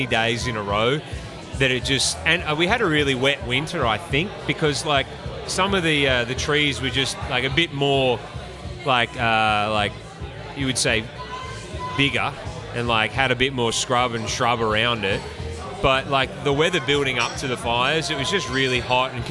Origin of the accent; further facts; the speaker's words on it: Gippsland, Victoria, Australia; moved away as an adult; now in United States; I'm from Gippsland area, Bunyip's in Gippsland